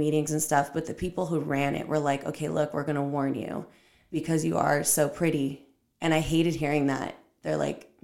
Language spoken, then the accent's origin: English; Orange County, California, United States; also born or lived in Downey, California; I'm from Orange County